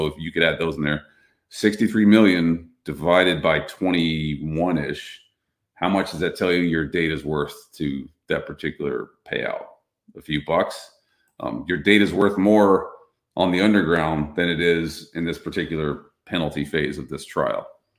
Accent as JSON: {"language": "English", "region": "Texas", "country": "United States", "tie": "born or raised there", "said": "I grew up in Navarro County, Texas."}